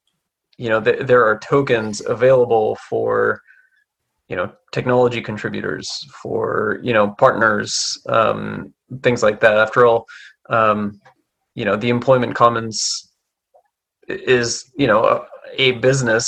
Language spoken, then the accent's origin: English; Canada; I'm Canadian